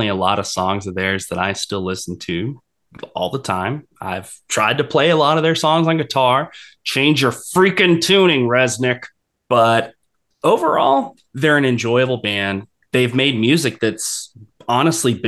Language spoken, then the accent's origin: English; Jacksonville, Florida, United States; I'm from Jacksonville